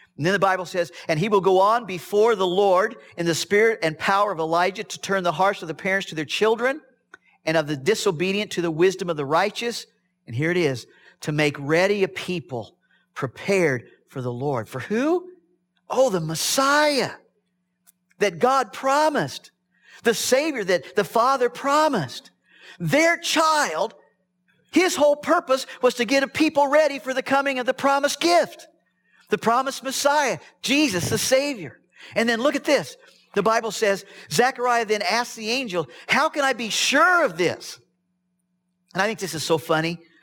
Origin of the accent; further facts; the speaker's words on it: Midwest, United States; I was raised in the Midwest on a farm